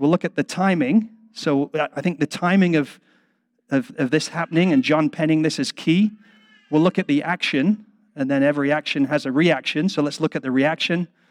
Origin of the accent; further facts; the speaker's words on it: England, United Kingdom; I'm English